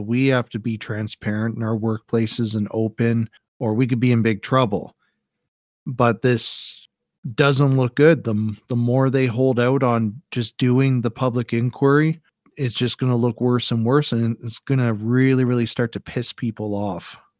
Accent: Canada

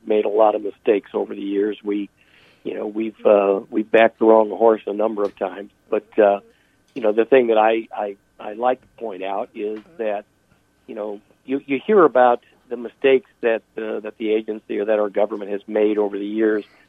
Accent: United States; as an American

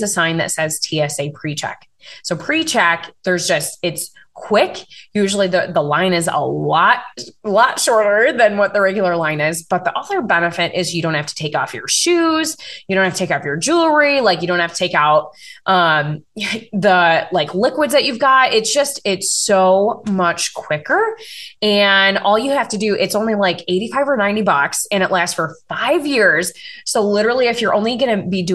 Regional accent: Wisconsin, United States; I'm from Wisconsin.

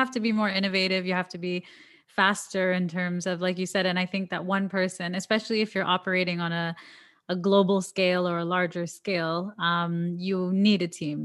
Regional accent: Toronto, Ontario, Canada; now in Dubai, United Arab Emirates; I'm from Toronto

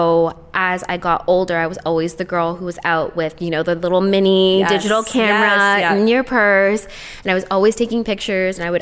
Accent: Toronto, Ontario, Canada; I am from Toronto

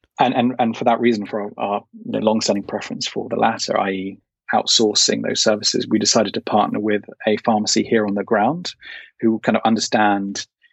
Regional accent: United Kingdom; as a Brit

